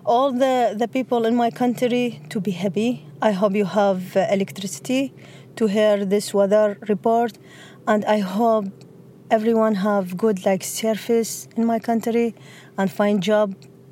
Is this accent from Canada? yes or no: no; Baghdad, Baghdad Governorate, Iraq; I'm from Baghdad.